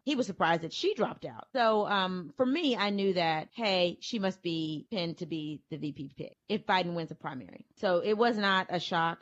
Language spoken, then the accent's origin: English; Louisiana, United States; moved away as an adult; now in Texas, United States; my hometown in Louisiana